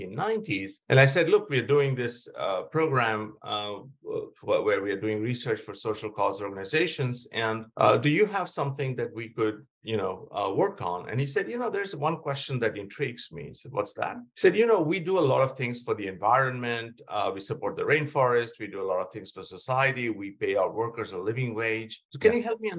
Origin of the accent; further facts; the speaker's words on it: West Bengal, India; moved away as an adult; also born or lived in Pennsylvania, United States; I grew up in India and in West Bengal